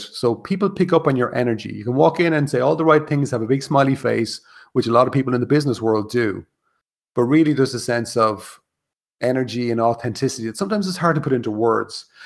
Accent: Ireland; in Ireland, and being Irish, and being raised a Catholic

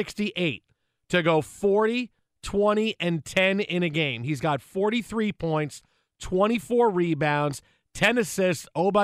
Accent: Philadelphia, Pennsylvania, United States; accent: Philadelphia; My Philadelphia accent turning out to be the right accent that Philadelphia fans really have.

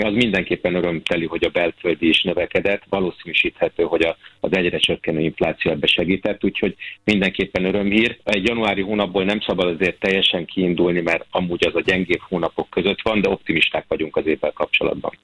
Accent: Hungary; mint magyar állampolgár

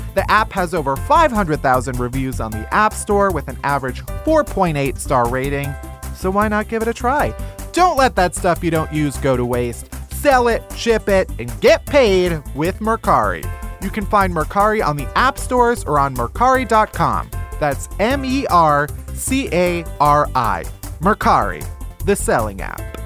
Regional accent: outside of Chicago, Illinois, United States; I am from outside of Chicago

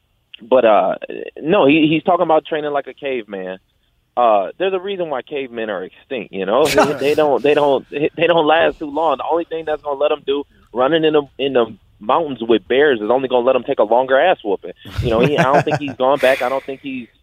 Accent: Detroit, Michigan, United States; also born or lived in Grand Rapids; I'm born and raised in Detroit

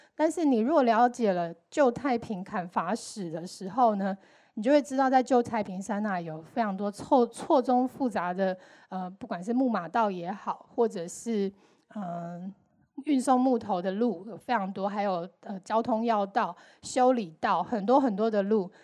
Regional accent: Taiwan; 身为台湾人

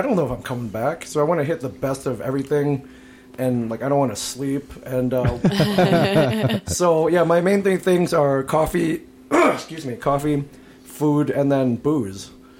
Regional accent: New Jersey, United States; I'm from New Jersey

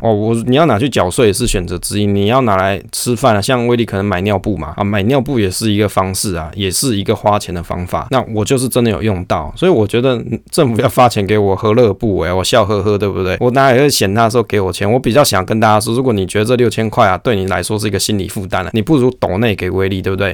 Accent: southern Taoyuan, Taiwan; 虽然我是桃园，但是我是桃园南部的，桃园的南部的那边的人，啊，不是桃园北部的人

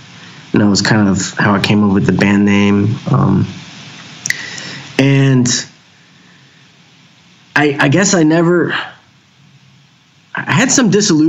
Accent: Houston, Texas, United States; Yeah, born in Houston, raised in Houston. I've lived a few other places now, but most of my life was in Houston.

